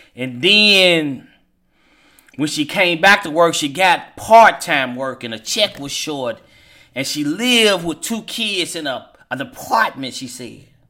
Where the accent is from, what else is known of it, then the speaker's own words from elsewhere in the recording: Hopkinsville, Kentucky, United States; now in Louisville, United States; my hometown of Hopkinsville, Kentucky